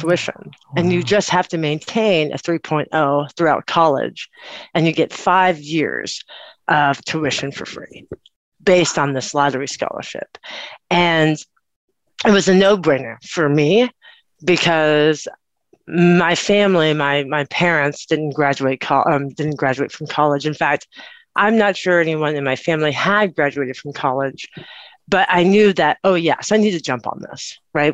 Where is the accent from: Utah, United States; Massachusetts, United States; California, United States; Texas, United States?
Texas, United States; Austin; I grew up or I was born in Austin, Texas.